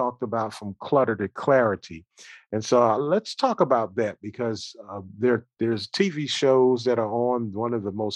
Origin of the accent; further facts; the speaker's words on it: Philadelphia, Pennsylvania, United States; I'm from Philadelphia